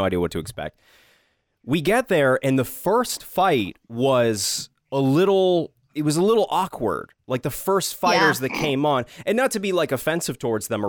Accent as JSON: {"language": "English", "region": "New Hampshire", "country": "United States", "said": "I'm from New Hampshire"}